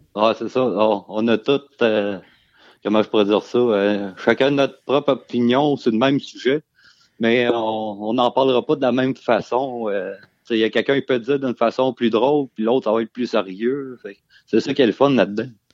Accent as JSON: {"language": "French", "area": "Beauce", "region": "Quebec", "country": "Canada", "moved": "as an adult", "lives_now": "Coaticook, Canada", "said": "originairement, je viens de la Beauce"}